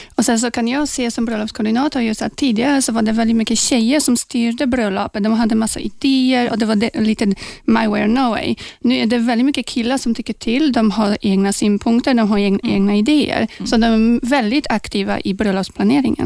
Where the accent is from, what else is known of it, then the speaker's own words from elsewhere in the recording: Poland; now in Sweden; jag kommer då från Polen eh, från början